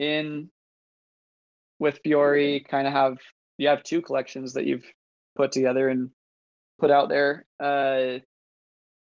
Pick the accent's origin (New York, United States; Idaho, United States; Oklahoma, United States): Idaho, United States; I'm from Idaho